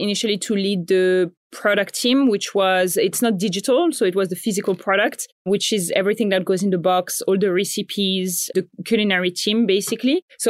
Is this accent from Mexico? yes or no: no; Morocco; moved away as an adult; also born or lived in Paris, France; now in Australia; I grew up in Morocco and then I studied in France